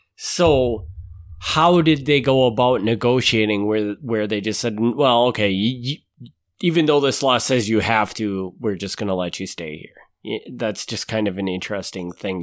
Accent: Kaukauna, Wisconsin, United States; born or raised there

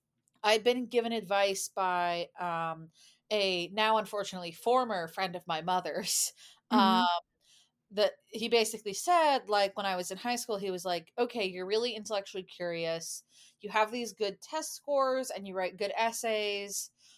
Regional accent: Boston, Massachusetts, United States; moved away as an adult; now in St Andrews, United Kingdom; So I'm originally from a suburb of Boston, in Massachusetts in the US.

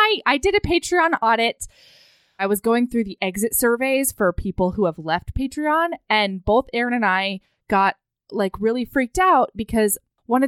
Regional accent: Hawaii, United States; I grew up in Hawaii

